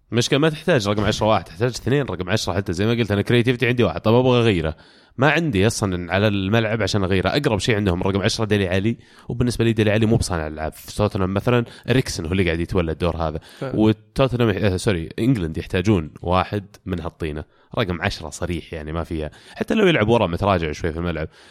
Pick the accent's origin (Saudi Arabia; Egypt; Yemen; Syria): Saudi Arabia; انا كسعودي